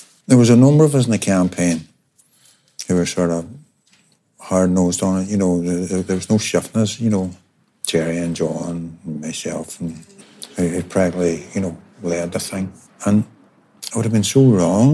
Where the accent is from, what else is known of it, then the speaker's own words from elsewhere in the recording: Derry, Northern Ireland, United Kingdom; We're from Westway, about a mile apart.